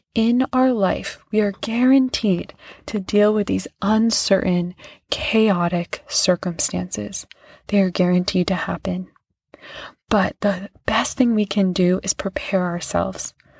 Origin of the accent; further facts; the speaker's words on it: Lenox, Massachusetts, United States; I went to this, like, pretty fancy place where I grew up in Lenox, Massachusetts